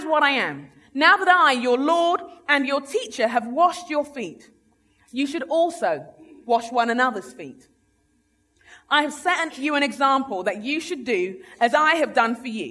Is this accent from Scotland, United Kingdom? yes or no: no; London, United Kingdom; moved away as an adult; also born or lived in Sheffield; now in United States; I'm a Londoner. I grew up in London. My family are Nigerian.